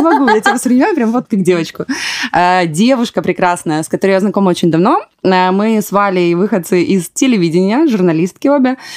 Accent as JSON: {"language": "Russian", "country": "Ukraine", "moved": "yes", "said": "Я предприниматель, украинка"}